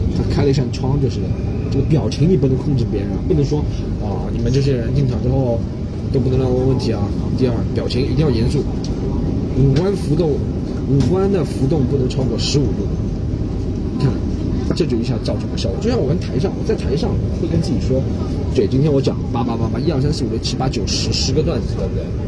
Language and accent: Chinese; Shanghai, China; 从小生活在上海的关系